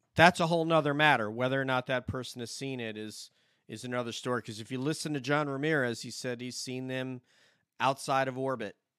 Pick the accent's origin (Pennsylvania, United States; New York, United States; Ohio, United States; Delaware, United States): New York, United States; Montrose; I'm from up there in uh, Montrose, the Montrose area of the Hudson Valley, just adjacent to Peekskill.